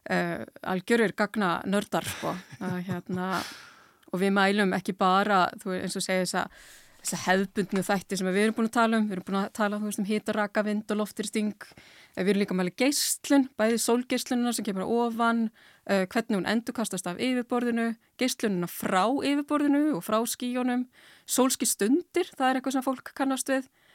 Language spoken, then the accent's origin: Icelandic; Iceland